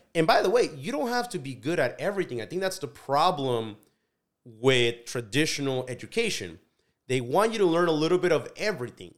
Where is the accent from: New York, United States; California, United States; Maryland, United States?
California, United States; Delano; also born or lived in Mexico; growing up in Delano, growing up in agriculture